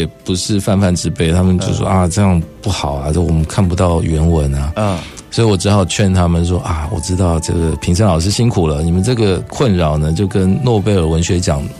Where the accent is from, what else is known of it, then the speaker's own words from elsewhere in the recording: Taiwan; 我就是台湾人